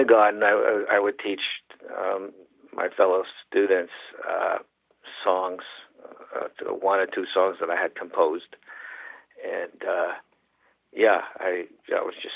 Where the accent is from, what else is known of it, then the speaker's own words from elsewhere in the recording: New York City, New York, United States; I grew up in Manhattan, and I was exposed to all kinds of music